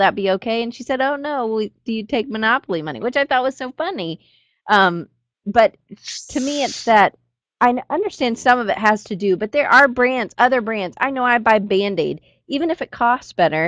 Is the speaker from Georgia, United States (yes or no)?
yes; Atlanta, Georgia, United States; I grew up in Atlanta, so I'm a Coke product girl